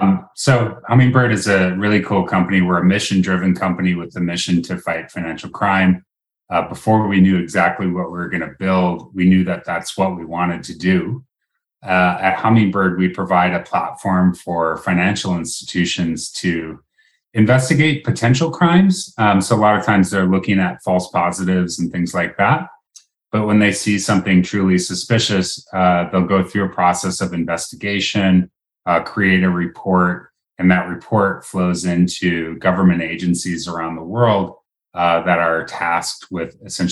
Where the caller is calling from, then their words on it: Seattle, Washington, United States; I'm calling in from Seattle, Washington, where it's a gorgeous summer day.